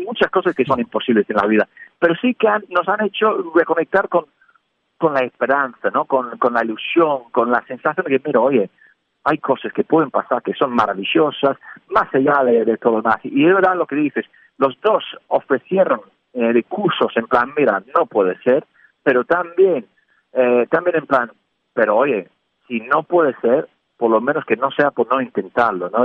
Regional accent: England, United Kingdom; now in Spain; siendo inglés en España

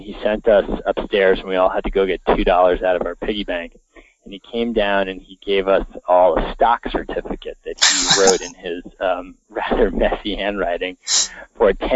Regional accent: Connecticut, United States; the house that I grew up in Connecticut

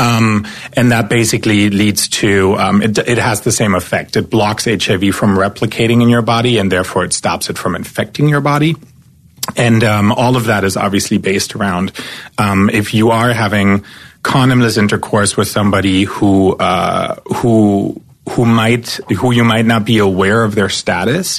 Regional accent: East Germany, Germany; moved away as an adult; now in Los Angeles, United States; I'm an immigrant from East Germany. So I grew up behind the wall.

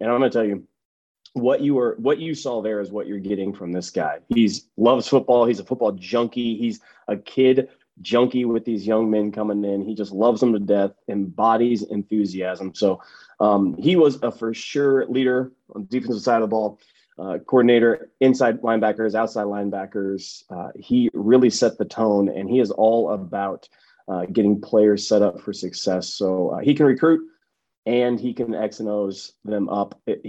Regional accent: West Coast, United States; moved away; also born or lived in Oregon (503 area code); I'm from the West Coast.

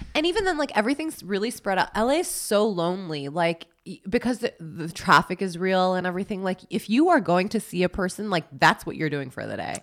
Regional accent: New York City, New York, United States; growing up in New York, that's so normal

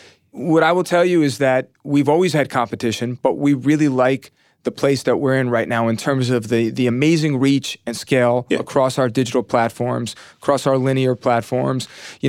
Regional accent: New York, United States; I grew up right outside of the Bronx in Westchester County, maybe 15 miles north of the stadium.

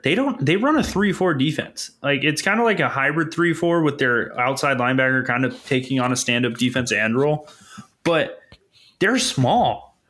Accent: California, United States; I'm from California.

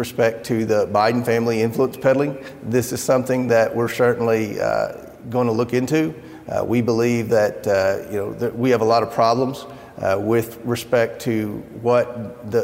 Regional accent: Kentucky, United States; my home state of Kentucky

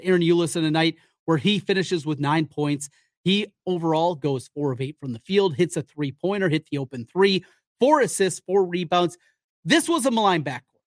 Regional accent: Iowa, United States; I grew up, like many of you, in the state of Iowa.

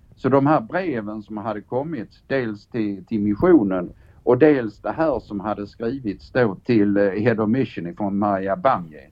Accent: Sweden; jag är gammal chefsåklagare från Sverige

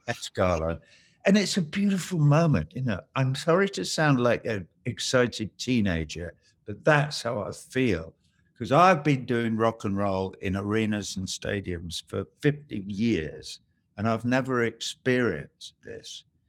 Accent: England, United Kingdom; now in United States; us being English

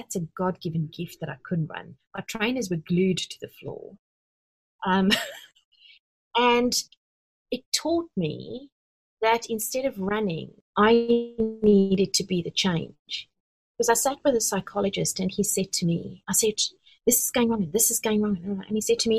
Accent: South Africa; I'm from South Africa.

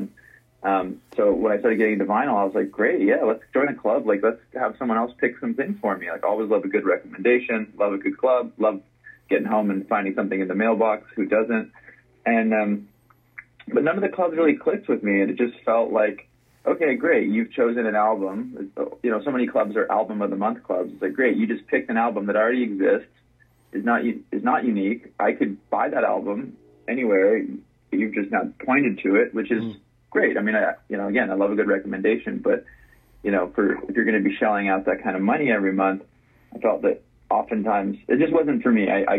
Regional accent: Los Angeles, California, United States; You know, I grew up in Los Angeles and went to the East Coast for college, and then kind of, you know, bounced around a bit.

